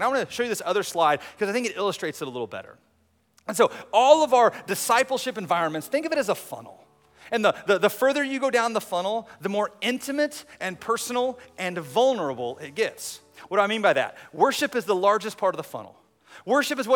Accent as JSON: {"language": "English", "country": "United States", "said": "as American Christians"}